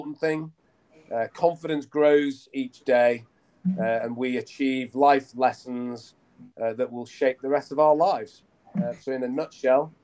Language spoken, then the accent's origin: English; Lancashire, North West England, United Kingdom; I grew up in Lancashire, up in the north of England.